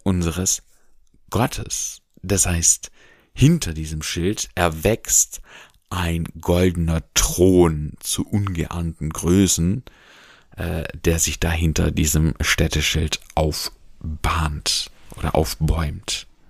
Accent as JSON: {"language": "German", "country": "Germany", "said": "bei uns in Deutschland"}